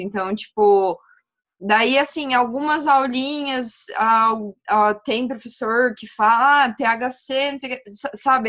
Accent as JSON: {"language": "Portuguese", "town": "Maringá", "region": "Paraná", "country": "Brazil", "tie": "born or raised there", "moved": "as an adult", "lives_now": "Francisco Beltrão, Brazil", "said": "eu sou de Maringá, no Paraná também. Nasci, criada, morei lá até fazer faculdade"}